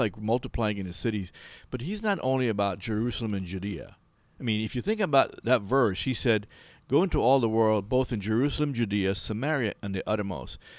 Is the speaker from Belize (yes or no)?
yes; Belize; I'm from Belize, so Guatemala is my neighbor.